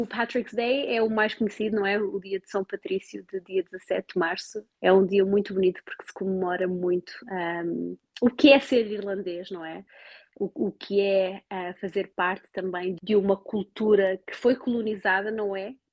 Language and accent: Portuguese; Portugal; moved away as an adult; now in Cork, Ireland; Como boa portuguesa